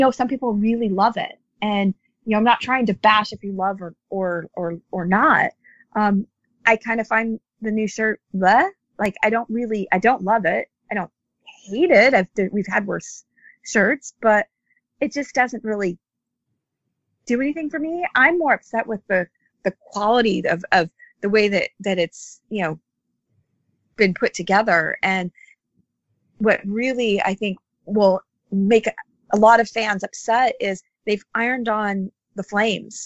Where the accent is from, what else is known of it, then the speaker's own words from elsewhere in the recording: United States; accent: American; as you guys can all tell from my accent, I'm an American